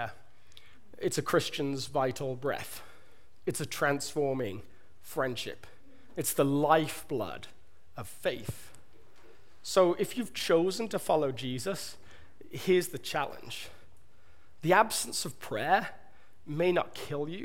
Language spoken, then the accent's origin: English; England, United Kingdom; accent: southern British; moved away; my British accent, my southern British that you all love so much